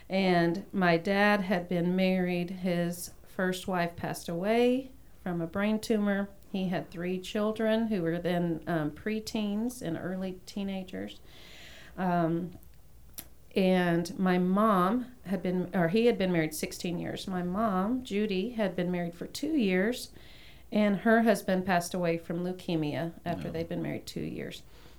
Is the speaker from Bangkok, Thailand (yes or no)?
yes; Bangkok, Thailand; So, I mean, when I think of growing up in Bangkok, it was a very idyllic childhood.